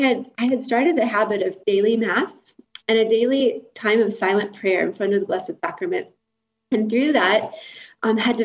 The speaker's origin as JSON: {"language": "English", "region": "Kentucky", "country": "United States", "tie": "born or raised there", "moved": "yes", "said": "So I grew up in Kentucky"}